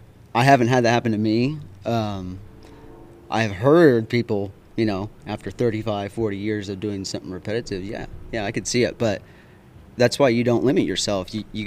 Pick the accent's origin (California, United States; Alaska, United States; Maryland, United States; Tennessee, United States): Alaska, United States; Palmer; now in North Carolina, United States; up in Alaska, man, you know, I was born and raised in Palmer, Matsuboro, which is about 60 miles north of Anchorage. You know, I've lived throughout other little cities and stuff in between.